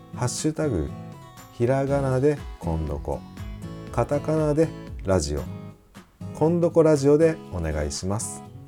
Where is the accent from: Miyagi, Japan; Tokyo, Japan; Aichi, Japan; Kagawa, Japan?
Kagawa, Japan; moved away; 香川県生まれの…